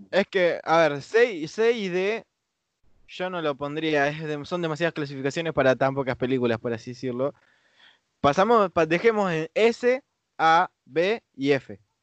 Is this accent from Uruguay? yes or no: no; Argentina; acá a Argentina